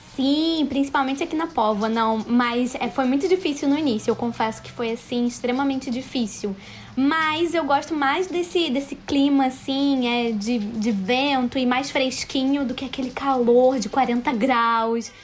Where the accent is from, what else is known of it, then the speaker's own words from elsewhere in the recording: Rio de Janeiro, Brazil; moved away as an adult; now in Porto, Portugal; sou carioca e estou aqui há mais ou menos dois anos e meio com os meus familiares